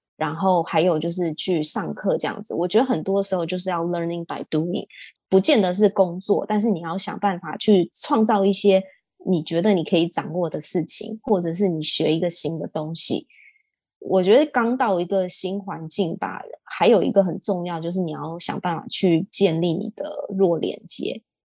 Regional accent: Taiwan; moved away as an adult; also born or lived in London / Hong Kong; 当时我也是班上唯一的台湾人这样子

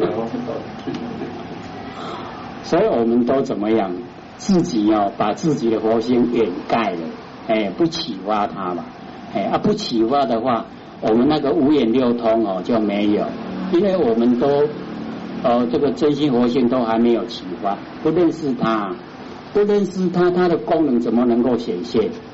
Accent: Taiwan; 我们台湾话就是这样讲啊

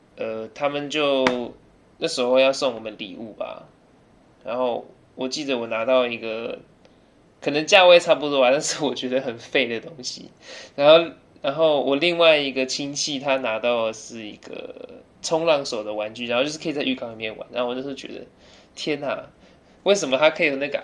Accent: Taiwan; Chinese is a second language; also born or lived in United Kingdom; 我在台湾住之前，没过多久就去英国，因为我爸跟我妈那时候相处的礼，然后待到大概六岁之后就回来念小学，因为我爸妈想回来台湾住

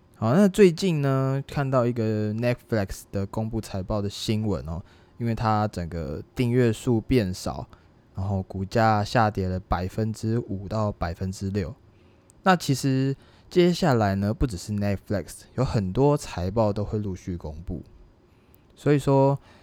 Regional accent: Taiwan; 对我们台湾人来说，对华人来说

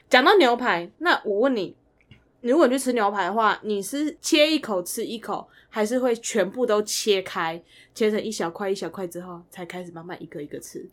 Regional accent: Taiwan; 我们台湾人

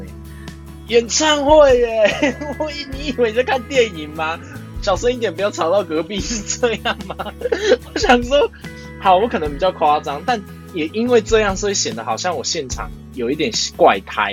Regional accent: Taiwan; 我现在台湾

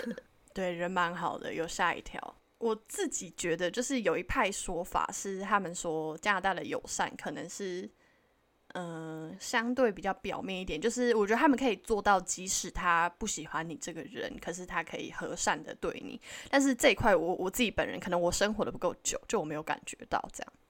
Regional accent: Taiwan; moved away as an adult; now in Vancouver, Canada; 我们是台湾人

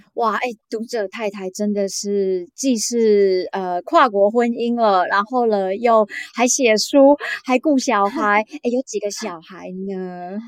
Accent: Taiwan; 在台湾啊，嗯、我们基本上比较没有这个习惯

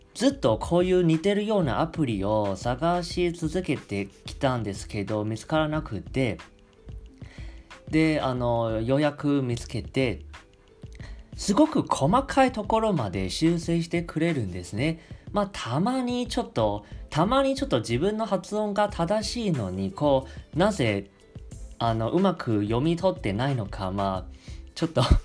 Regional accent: Taiwan; Japanese is a second language; 台湾出身

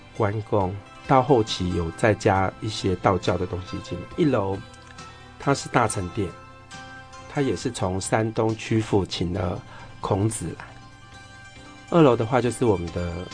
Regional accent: Changhua County, Taiwan; 我们彰化人也算是有美学素养

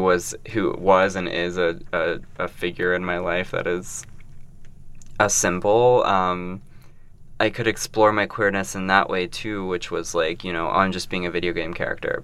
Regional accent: Columbus, Ohio, United States; also born or lived in Brooklyn, New York; now in New York, United States; I am a queer non binary artist working in Brooklyn, New York, um, but I'm originally from Columbus, Ohio. Midwest.

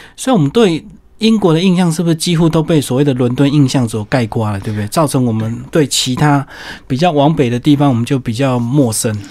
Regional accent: Taiwan; 我们台湾人跟中国人、外国人看起来好像都一样

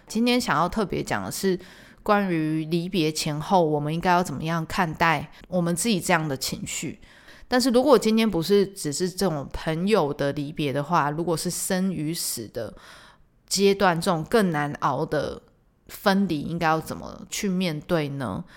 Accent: Tainan, Taiwan; 身为台南人的我

